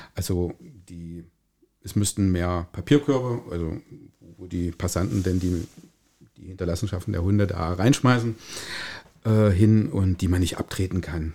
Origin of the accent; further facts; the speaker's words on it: Calbe, Saxony-Anhalt, Germany; ich bin in Kalbe geboren und lebe in Kalbe.